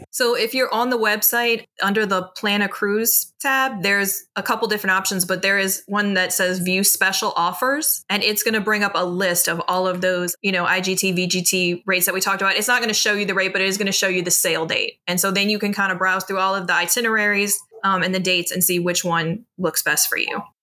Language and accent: English; New Orleans, Louisiana, United States; accent: Southern drawl; I am from New Orleans